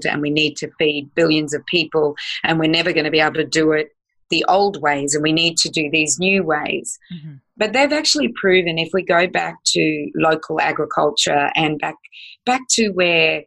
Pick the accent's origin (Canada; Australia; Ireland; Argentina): Australia; also born or lived in United States; I'm an American citizen, but I'm also an Australian, so I have dual citizenship